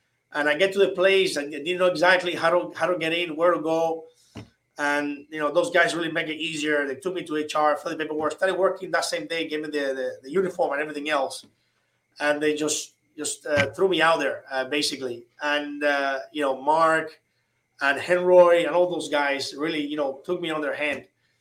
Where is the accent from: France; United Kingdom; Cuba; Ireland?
Cuba; English is a second language; moved away as an adult; now in Miami, United States; I arrived from Cuba around February or so.